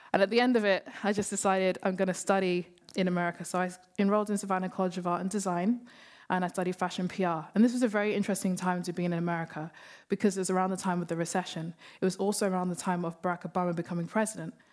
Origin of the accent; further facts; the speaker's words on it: London, United Kingdom; We grew up in London, we grew up in Hackney